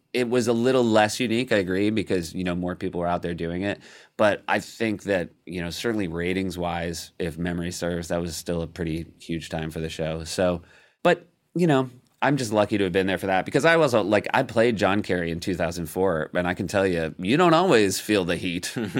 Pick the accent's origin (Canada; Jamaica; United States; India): United States; New Hampshire; also born or lived in Midwest; I consider myself a New Hampshirite one hundred percent.